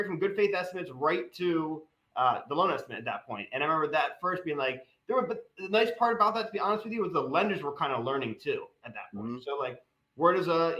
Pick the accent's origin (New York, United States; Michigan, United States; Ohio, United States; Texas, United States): New York, United States; Westchester; moved away as an adult; also born or lived in North Jersey; now in Pittsburgh, United States; I grew up in Westchester. I was in North Jersey